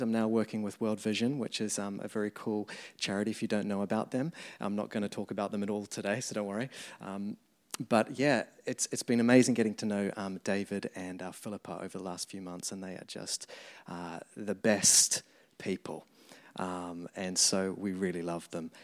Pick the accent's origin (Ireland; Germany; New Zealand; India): New Zealand; moved away as an adult; now in London, United Kingdom; as you can tell the accent, I grew up in New Zealand, moved here about, um, fourteen years ago now